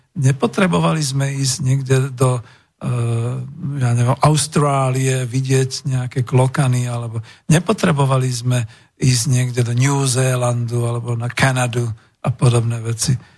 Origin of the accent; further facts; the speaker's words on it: Slovakia; v našej vlasti na Slovensku